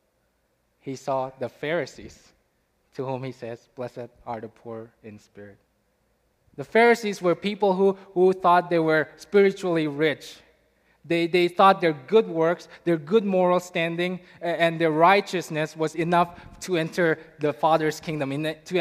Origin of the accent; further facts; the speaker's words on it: India; moved away as an adult; now in United States; I'm from India